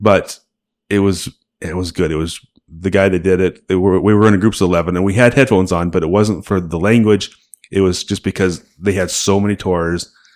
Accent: Salt Lake City, Utah, United States; we're from Salt Lake.

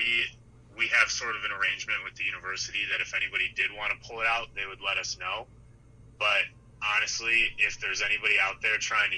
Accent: Wisconsin, United States; we're from Wisconsin

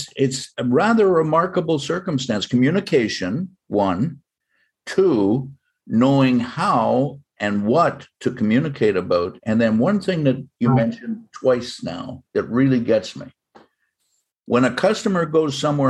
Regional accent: Canada; now in United States; I'm a Canadian citizen by birth. I'm American by choice.

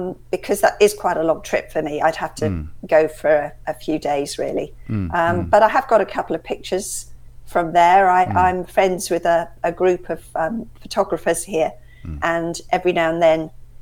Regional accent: West Sussex coast, South East England, United Kingdom; my dad in fact still lives in the house that I grew up in on the West Sussex coast

